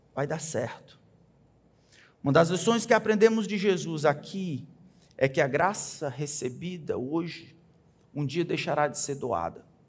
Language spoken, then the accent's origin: Portuguese; Brazil; Nós crescemos, irmãos, principalmente aqui no Brasil